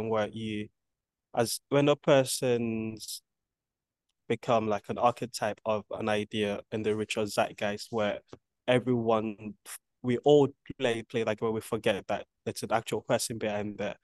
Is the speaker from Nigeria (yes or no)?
yes; Nigeria; now in United Kingdom; growing up in Nigeria